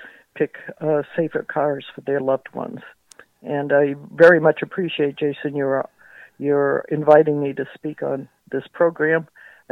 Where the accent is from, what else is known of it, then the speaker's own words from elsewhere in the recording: New England, United States; I grew up in New England, so we had the shores or the mountains to visit